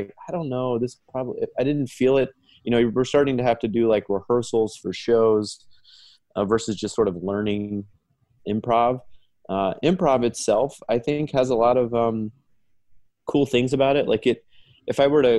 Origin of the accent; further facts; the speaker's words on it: Dayton, Ohio, United States; moved away as an adult; now in Chicago, United States; I was born and raised in Dayton, Ohio, went to school in Dayton